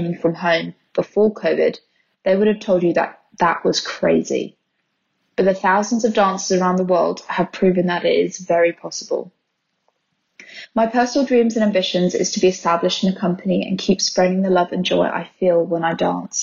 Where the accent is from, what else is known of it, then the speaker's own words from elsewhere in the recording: Birmingham, West Midlands, United Kingdom; I'm from Birmingham